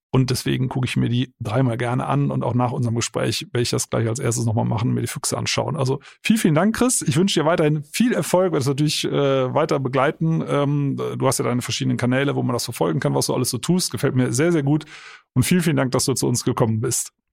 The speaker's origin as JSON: {"language": "German", "region": "Eifel", "country": "Germany", "said": "bei uns in der Eifel"}